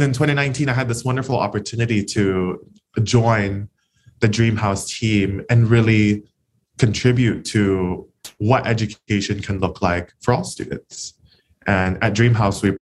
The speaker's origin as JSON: {"language": "English", "town": "Honolulu", "region": "Hawaii", "country": "United States", "tie": "born or raised there", "said": "Born and raised in Kalihi"}